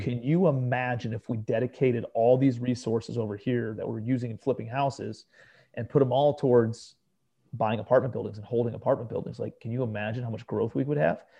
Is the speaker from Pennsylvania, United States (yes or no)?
no; Cleveland, Ohio, United States; moved away as an adult; also born or lived in New York City; I'm a kid from Cleveland, Ohio, right? Grew up in a blue-collar suburb of Cleveland